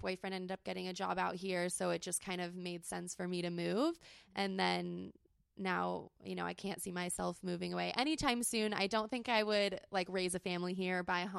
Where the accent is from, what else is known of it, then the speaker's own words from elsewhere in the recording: San Diego, California, United States; I grew up in San Diego, born and raised